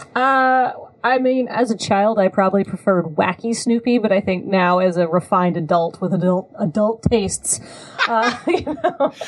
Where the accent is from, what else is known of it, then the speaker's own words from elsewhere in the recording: New Zealand; I grew up in New Zealand